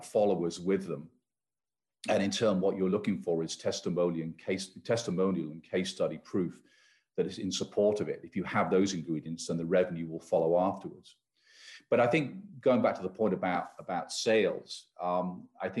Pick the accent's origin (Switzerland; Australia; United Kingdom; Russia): United Kingdom; now in United States; I hail, you can probably tell from my accent, from the UK